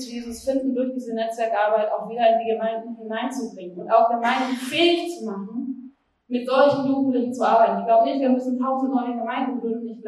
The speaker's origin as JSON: {"language": "German", "country": "Argentina", "moved": "yes", "lives_now": "Berlin, Germany", "said": "Ich komme aus Argentinien"}